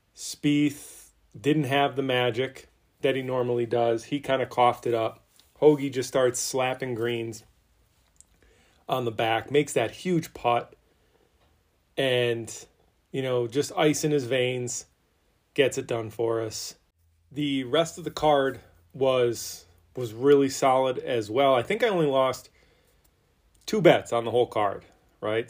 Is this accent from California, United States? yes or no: no; a little bit north of Philly, Pennsylvania, United States; I'm from a little bit north of Philly. I'm not gonna say I'm from Philly, but Pennsylvania, northern-ish